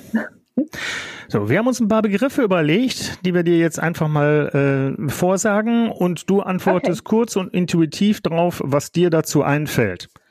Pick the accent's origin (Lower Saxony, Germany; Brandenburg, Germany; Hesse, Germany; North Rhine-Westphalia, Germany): North Rhine-Westphalia, Germany; Duisburg; die Gegend, wo ich groß geworden bin im weitesten Sinne, und zwar die Friemersheimer Rheinauen